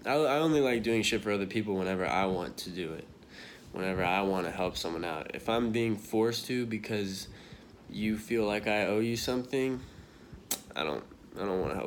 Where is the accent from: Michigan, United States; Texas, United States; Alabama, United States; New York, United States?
Texas, United States; Dallas; now in Austin, United States; I'm from, for those of you that know me, I'm from Dallas